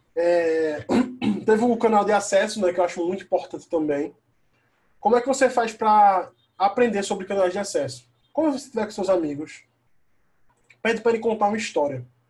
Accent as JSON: {"language": "Portuguese", "town": "Caruaru", "region": "Pernambuco", "country": "Brazil", "said": "eu sou do Caruaru, interior né, de, da capital do Recife, duas horas de viagem"}